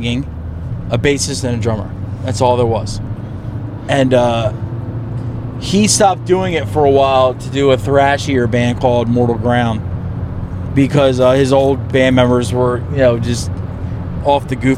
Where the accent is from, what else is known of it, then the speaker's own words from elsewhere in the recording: East Coast, United States; moved away; I come from the East Coast.